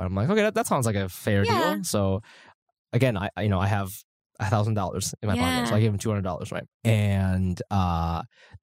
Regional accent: United States; now in New York, United States; I grew up in America

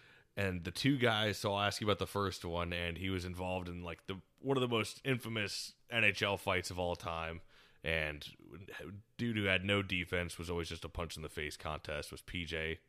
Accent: United States; this time you're in my hometown team. I got to, that made me fall in love with hockey, and I got to grow up watching, and that's the Quad City Mallards.

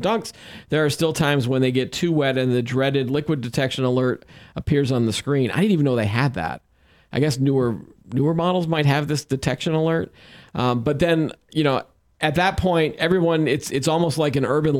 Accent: New England, United States; we're from New England

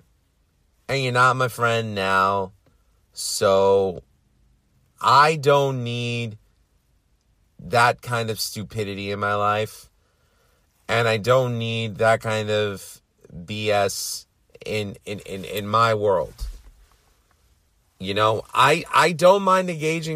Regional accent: New York City, New York, United States; I'm from Queens

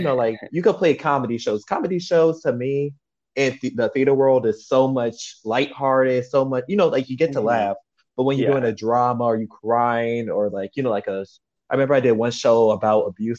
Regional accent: New Orleans, Louisiana, United States; I'm actually from New Orleans

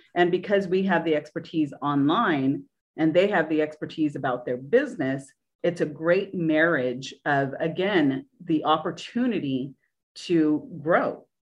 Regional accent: Orange County, California, United States; moved away as an adult; now in Nashville, United States; I was from Orange County, California

